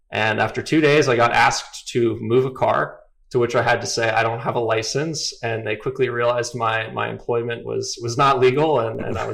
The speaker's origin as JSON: {"language": "English", "town": "Atlanta", "region": "Georgia", "country": "United States", "tie": "born or raised there", "said": "I grew up in Atlanta."}